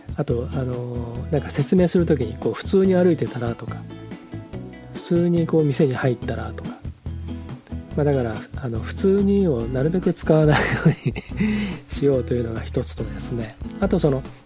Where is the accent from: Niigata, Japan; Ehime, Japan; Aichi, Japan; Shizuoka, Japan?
Shizuoka, Japan; Hamamatsu; moved away; also born or lived in Nagoya; 僕が生まれ育った浜松は東寄りの味